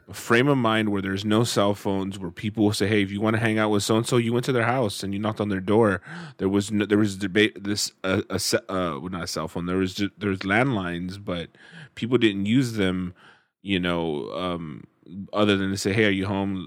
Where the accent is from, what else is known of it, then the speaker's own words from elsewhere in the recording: Central Valley, California, United States; growing up in the Central Valley